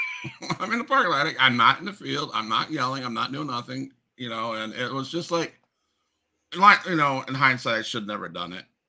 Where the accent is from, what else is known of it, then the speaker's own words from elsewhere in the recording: Florida, United States; I'm from Florida